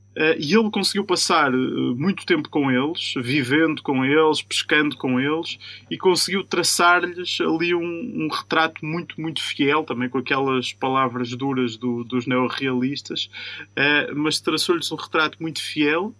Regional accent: Vieira de Leiria, Centro, Portugal; daquela terra, eh, que é também a minha terra

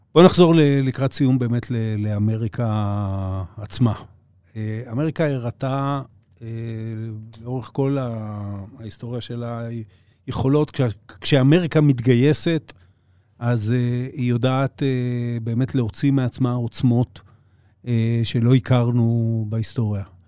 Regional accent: Israel

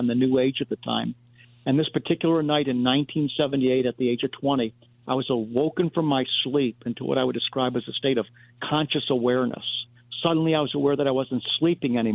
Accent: United States; as an American

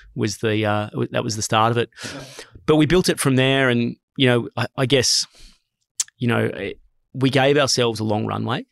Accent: Sydney, New South Wales, Australia; I grew up in a really stable, loving family. I grew up in Mossman

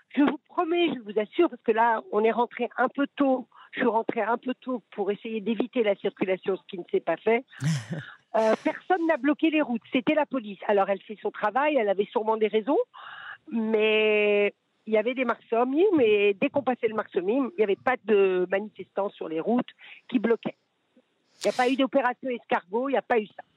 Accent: France; now in Israel

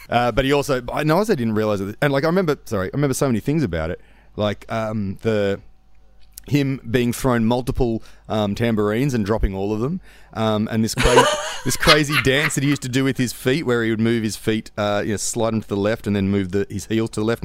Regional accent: Sutherland Shire, New South Wales, Australia; In the Sutherland Shire.

